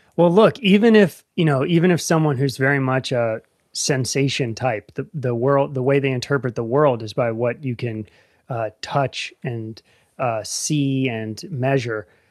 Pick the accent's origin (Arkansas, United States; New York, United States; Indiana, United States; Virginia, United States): Virginia, United States; Northern; moved away as an adult; now in Appalachia, United States; I grew up in Northern Virginia, suburbs